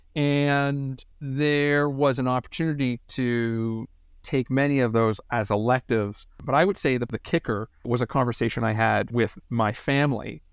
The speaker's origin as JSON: {"language": "English", "town": "Hamilton", "region": "Ontario", "country": "Canada", "tie": "born or raised there", "also_born_or_lived": "Ottawa / Boston", "moved": "as an adult", "said": "a kid growing up in Hamilton, Ontario"}